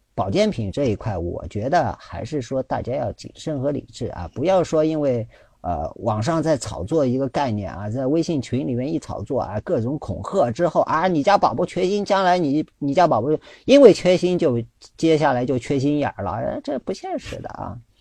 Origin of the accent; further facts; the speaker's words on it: China; 我们中国人